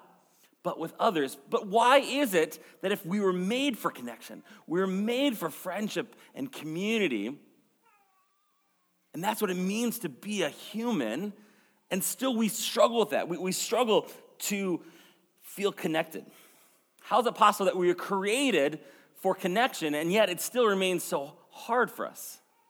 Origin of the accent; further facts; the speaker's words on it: Maple Grove, Minnesota, United States; I grew up here in Maple Grove